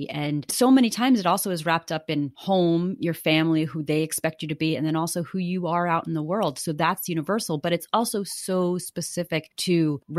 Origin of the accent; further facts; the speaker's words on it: New York, United States; now in Manhattan, United States; We're living in Manhattan, but we've been displaced to my hometown, a very small town on the North Fork of Long Island and very close to my parents.